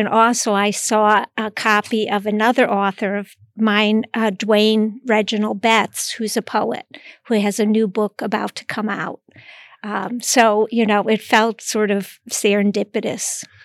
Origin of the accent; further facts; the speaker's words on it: Cleveland, Ohio, United States; moved away as an adult; also born or lived in Iowa; now in New York, United States; I grew up in Cleveland, Ohio